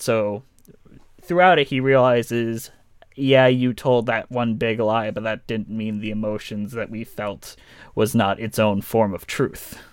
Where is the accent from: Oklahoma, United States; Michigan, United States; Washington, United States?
Michigan, United States; Detroit; I am from Detroit